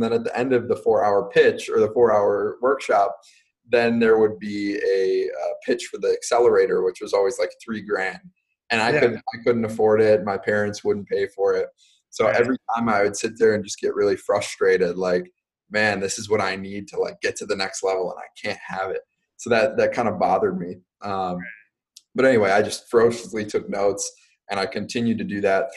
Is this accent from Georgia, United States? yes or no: no; Racine, Wisconsin, United States; also born or lived in New Jersey / Pennsylvania; now in Milwaukee, United States; moved to Racine, Wisconsin, where I spent the majority of my childhood growing up